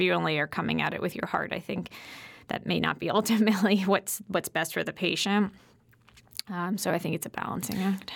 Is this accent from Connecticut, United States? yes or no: yes; Connecticut, United States; moved away as an adult; also born or lived in New York City; I grew up in Connecticut, though, so this is my home.